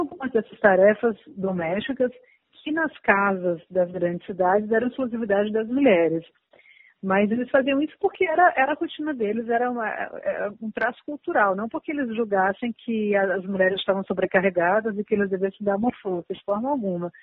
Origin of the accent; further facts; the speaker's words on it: Fortaleza, Ceará, Brazil; now in São Paulo, Brazil; Eu sou do Nordeste, né? Eu sou, eu, eu nasci aqui em São Paulo, mas eu me criei em Fortaleza